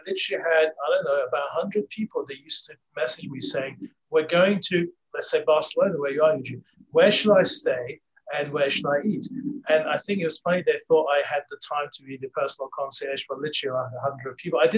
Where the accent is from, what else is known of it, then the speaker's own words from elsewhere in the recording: London, United Kingdom; now in California, United States; growing up in London, really uh, bumping into Australians is is quite you know an easy thing to do. So, um, so yeah. So then uh, I moved to California uh, as an academic.